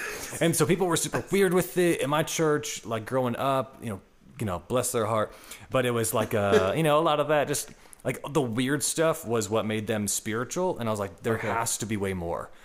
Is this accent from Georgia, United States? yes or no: yes; Atlanta, Georgia, United States; I'm from Atlanta, Georgia